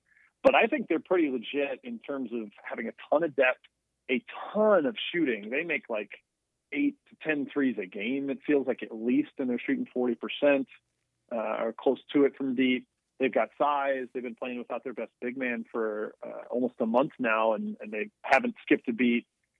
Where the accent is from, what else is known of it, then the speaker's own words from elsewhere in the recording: outside of Milwaukee, Wisconsin, United States; I grew up outside of Milwaukee